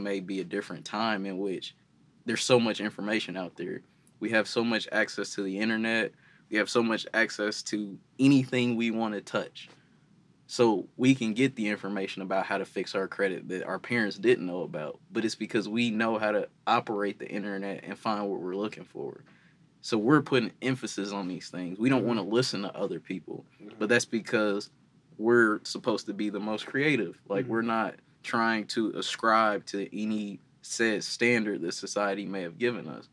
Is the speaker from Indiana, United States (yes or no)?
yes; East Chicago, Indiana, United States; growing up in East Chicago, or, you know, being from East Chicago, Gary area